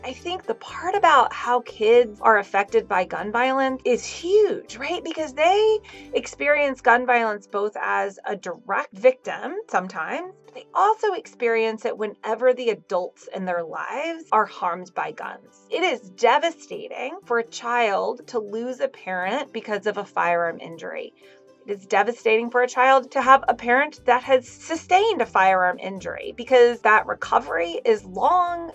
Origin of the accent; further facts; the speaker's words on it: Texas, United States; now in Connecticut, United States; my home state, which is Texas